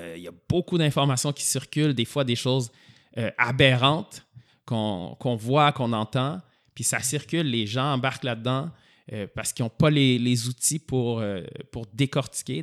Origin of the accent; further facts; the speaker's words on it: Montreal, Quebec, Canada; also born or lived in Sherbrooke; je suis revenu à Montréal parce que moi, je suis de Montréal